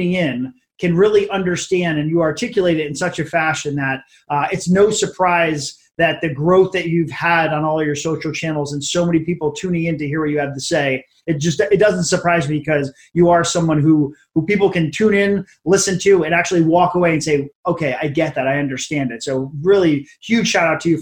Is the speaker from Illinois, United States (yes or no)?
no; Hollywood, Florida, United States; I'm from Hollywood, so some Florida locals here